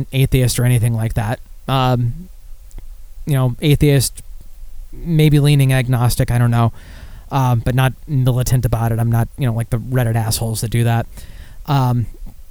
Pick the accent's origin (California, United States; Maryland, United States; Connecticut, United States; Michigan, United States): Michigan, United States; Back to my home state.